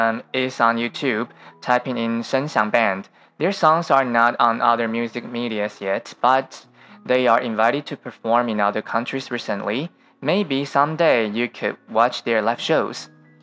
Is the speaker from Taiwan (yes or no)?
yes; Taiwan